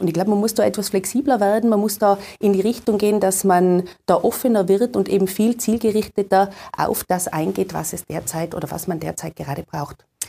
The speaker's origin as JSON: {"language": "German", "region": "Tyrol", "country": "Austria", "said": "bei uns in Tirol"}